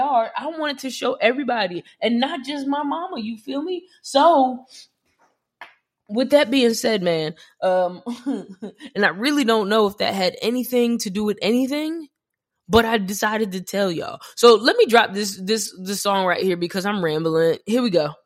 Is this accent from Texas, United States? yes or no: no; New Jersey, United States; I'm from Jersey